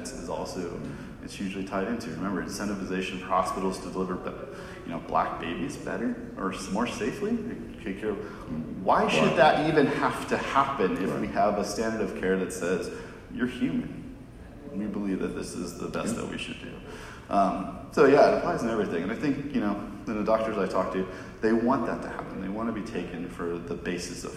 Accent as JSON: {"language": "English", "region": "Southern California", "country": "United States", "moved": "yes", "lives_now": "Massachusetts, United States", "said": "I'm actually from Southern California, but I live in Mass"}